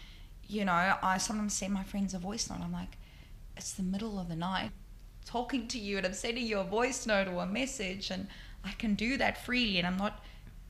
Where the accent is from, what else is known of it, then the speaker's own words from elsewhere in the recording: Johannesburg, Gauteng, South Africa; moved away as an adult; now in Sydney, Australia; growing up in South Africa